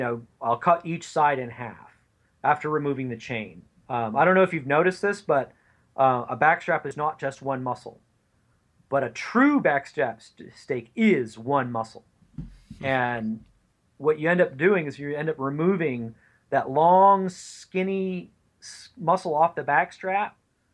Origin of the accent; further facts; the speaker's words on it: the West, United States; now you can tell I'm from the West.